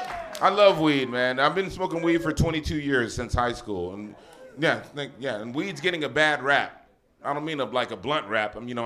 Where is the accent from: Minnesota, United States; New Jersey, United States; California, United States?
California, United States; Los Angeles; I grew up in San Gabriel Valley in L.A.